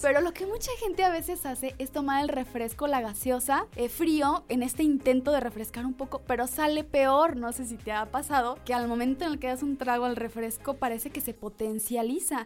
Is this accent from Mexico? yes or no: yes; Mexico; los mexicanos consumimos muchísimo chile